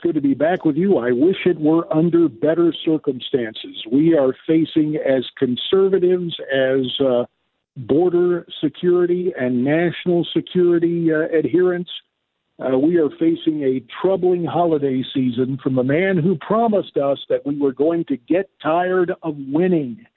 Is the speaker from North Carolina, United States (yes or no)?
no; Arizona, United States; My home state of Arizona